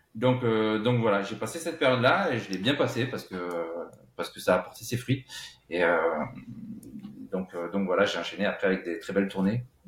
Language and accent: French; La Grand-Combe, Occitania, France; moved away as an adult; now in Paris, France; j'ai grandi dans les Cévennes. tu sais bien où, d'où l'on vient, mais donc euh, c'était à la Grand Combe